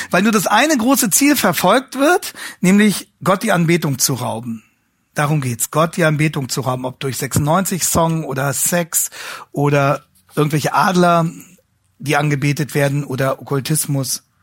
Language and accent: German; Hanover, Lower Saxony, Germany; Ähm, ich komme ja aus Hannover, wie Sie wissen.